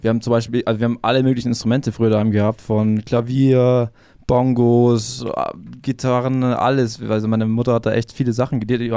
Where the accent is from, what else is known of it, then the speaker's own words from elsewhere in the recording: Ingolstadt, Bavaria, Germany; ich bin aufgewachsen in Etting. Also kennt man ja Etting mhm. direkt hinter der Audi